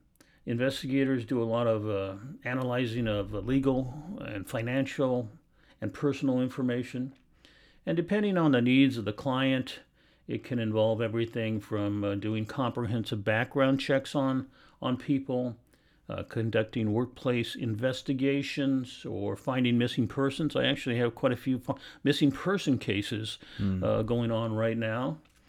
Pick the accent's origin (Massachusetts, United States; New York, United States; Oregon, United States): Oregon, United States; Portland; I was born and raised here in Portland, Oregon. I went to Franklin High School, which is in Southeast Portland.